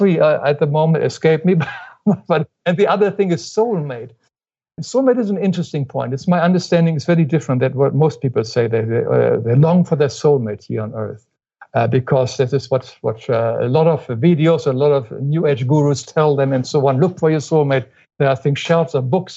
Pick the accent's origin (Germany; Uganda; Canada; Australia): Germany; moved away as an adult; now in United States; When I grew up in Germany, of course, we do not say I love you to our parents or anything